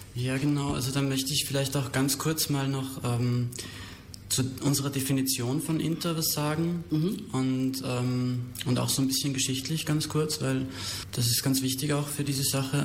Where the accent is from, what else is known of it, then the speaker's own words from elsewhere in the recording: Austria; moved away as an adult; also born or lived in Berlin; now in Germany; ich war ursprünglich eben auch aus Österreich, wo ich bin ich hergekommen